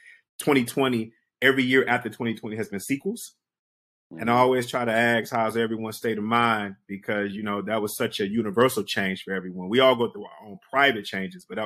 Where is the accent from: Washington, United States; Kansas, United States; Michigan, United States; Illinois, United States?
Michigan, United States; Detroit; also born or lived in Brooklyn, New York; I'm from Detroit